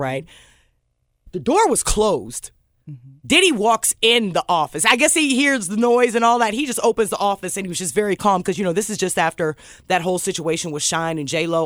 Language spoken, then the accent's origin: English; Omaha, Nebraska, United States; moved away as an adult; also born or lived in Chicago / Memphis; that's where I grew up and went to college